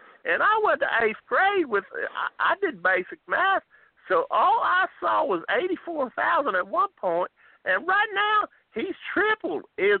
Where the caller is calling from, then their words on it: Chicago, Illinois, United States; from Chicago, and listen